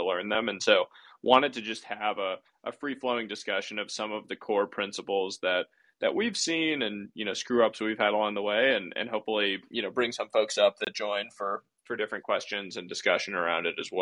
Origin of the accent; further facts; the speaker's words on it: Northeast, United States; I grew up playing baseball in the Northeast